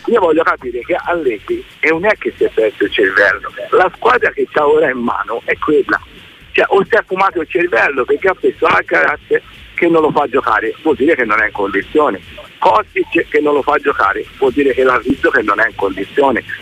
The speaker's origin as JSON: {"language": "Italian", "town": "Livorno", "region": "Tuscany", "country": "Italy", "moved": "yes", "lives_now": "Florence, Italy", "said": "io sono livornese, sto a Firenze"}